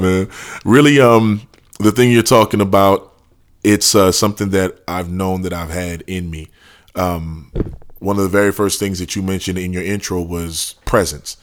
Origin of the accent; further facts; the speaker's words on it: New Orleans, Louisiana, United States; born and raised in New Orleans, Louisiana